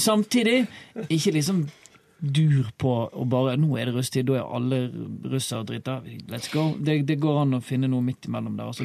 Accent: Bergen, Vestland, Norway; jeg er bergenser

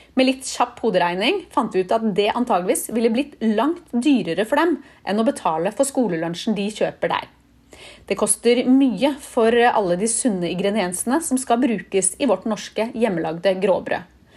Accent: Norway; moved away as an adult; also born or lived in Barcelona, Spain; now in United States; vi nordmenn drasser med oss den matpakka overalt

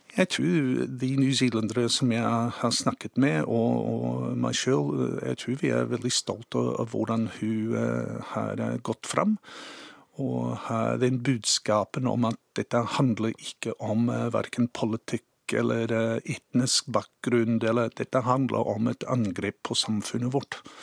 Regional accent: Cambridge, Waikato, New Zealand; Norwegian is a second language; moved away as an adult; also born or lived in Norway; now in Sandefjord, Norway; jeg vokste opp i New Zealand i 60-tallet, i en, eh, et forholdsvis lite by eh, som heter Cambridge

